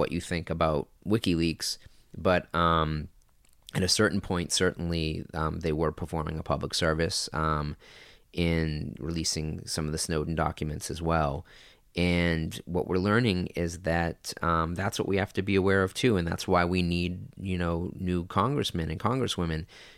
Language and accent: English; Lynn, Massachusetts, United States; moved away as an adult; also born or lived in California; my hometown of Lynn, Massachusetts